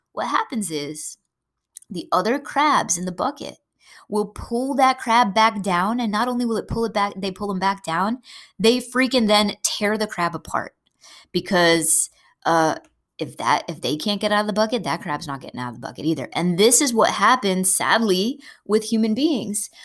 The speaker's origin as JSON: {"language": "English", "region": "New England", "country": "United States", "said": "I'm from New England, we eat a lot of crabs up here"}